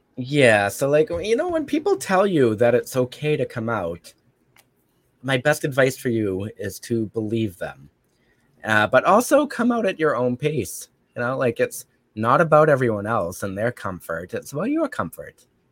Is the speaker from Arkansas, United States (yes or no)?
no; Brockton, Massachusetts, United States; So I actually come from a city called Brockton, which is not far from Boston. Um, very violent city. It's still a very violent city, but hey, that's my hood. That's my hometown